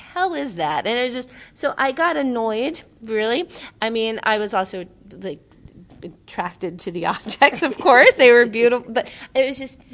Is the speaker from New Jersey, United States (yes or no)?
no; New York, United States; I grew up in New York going